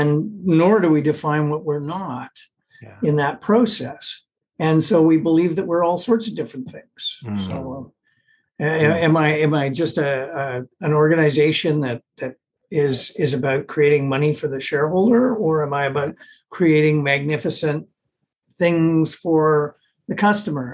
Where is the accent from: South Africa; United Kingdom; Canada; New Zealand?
Canada; being a Canadian